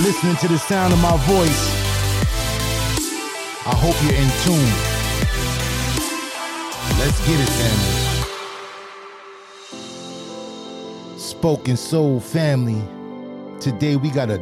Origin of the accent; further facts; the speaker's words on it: New York, United States; I'm from New York. I rep New York all day